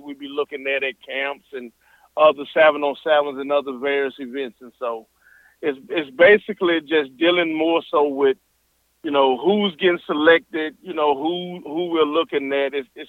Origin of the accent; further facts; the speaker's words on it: Mississippi, United States; Well, everywhere I go, I'm proud to say I'm from Mississippi. Sometimes people look at me, we're like, you're from Mississippi? Yeah, I'm from Mississippi.